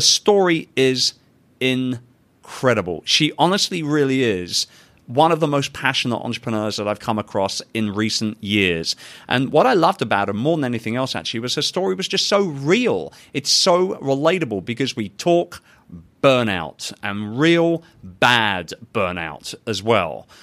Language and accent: English; London, United Kingdom; London, England, baby, my hometown.